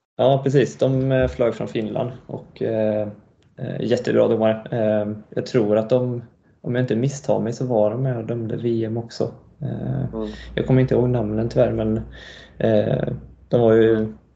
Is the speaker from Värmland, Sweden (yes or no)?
yes; Karlstad, Värmland, Sweden; also born or lived in Montreal, Canada; vi flyttade till Karlstad när jag var tre ungefär. Eh, och sen är jag uppvuxen här då.